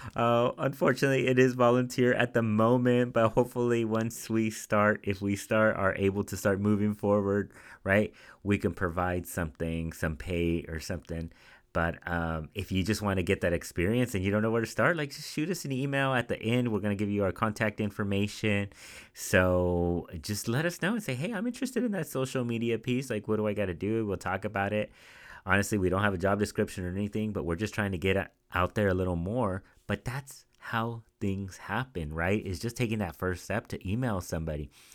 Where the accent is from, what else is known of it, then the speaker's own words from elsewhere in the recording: Central Valley, California, United States; moved away as an adult; now in Bay Area, United States; I grew up in the Central Valley, which is a smaller town